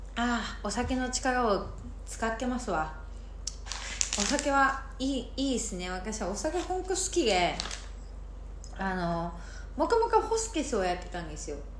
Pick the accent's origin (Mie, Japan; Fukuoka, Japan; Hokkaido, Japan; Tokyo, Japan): Hokkaido, Japan; Sapporo; moved away as an adult; now in Miyakojima, Japan; 私もともと北海道出身なんですけどで心理カウンセラーを今仕事ではやってる